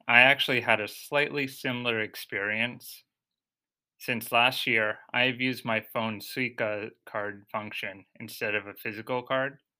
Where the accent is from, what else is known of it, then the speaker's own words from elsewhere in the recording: United States; moved away as an adult; now in Tokyo, Japan; Growing up in the US